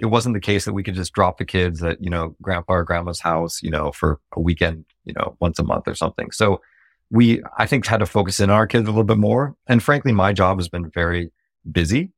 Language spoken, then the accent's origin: English; Silicon Valley, California, United States; I grew up in Silicon Valley